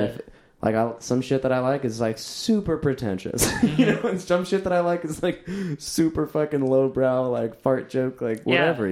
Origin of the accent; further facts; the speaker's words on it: Orange County, California, United States; I grew up in Orange County and like Anaheim and like Huntington Beach